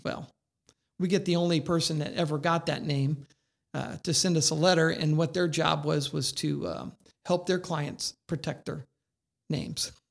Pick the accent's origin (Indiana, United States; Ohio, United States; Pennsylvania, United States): Indiana, United States; I'm from Indiana